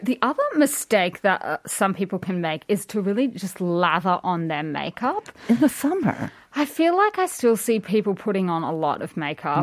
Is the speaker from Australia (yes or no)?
yes; Australia; being Australian